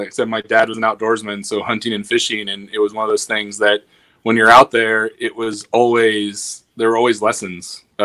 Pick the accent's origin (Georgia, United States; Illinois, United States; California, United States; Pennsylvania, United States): Illinois, United States; Western; born or raised there